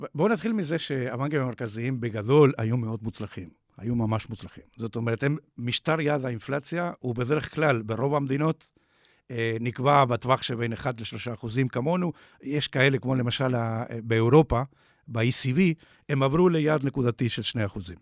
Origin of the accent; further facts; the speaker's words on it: Uruguay; Hebrew is a second language; now in Israel; כמו ששומעים במבטא, נולדתי באורוגוואי.